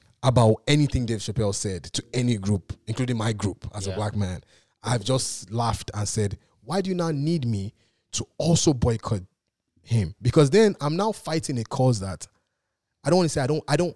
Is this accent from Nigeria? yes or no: yes; Nigeria; I'm Nigerian